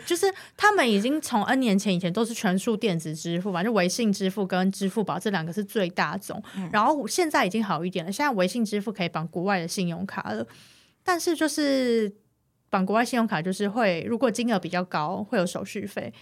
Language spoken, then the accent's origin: Chinese; Taiwan; 我是台湾人